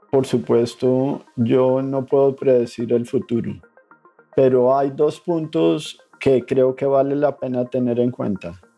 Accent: Colombia; soy colombiano. Nací en un país en conflicto

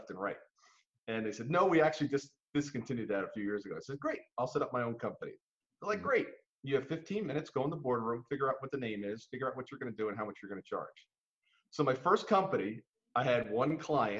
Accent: New Jersey, United States; we grew up in New Jersey

